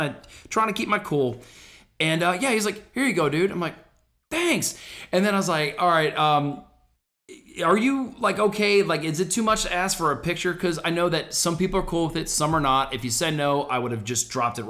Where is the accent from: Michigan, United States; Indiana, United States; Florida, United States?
Florida, United States; Orlando